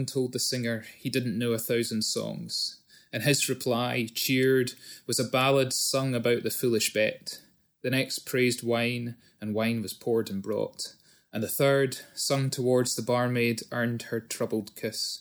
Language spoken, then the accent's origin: English; Scotland, United Kingdom; moved away; being Scottish but having lived more than half my life out of Scotland